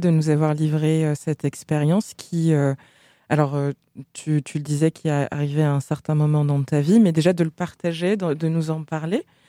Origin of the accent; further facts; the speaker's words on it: Senegal; now in France; dans mon pays d'origine, le Sénégal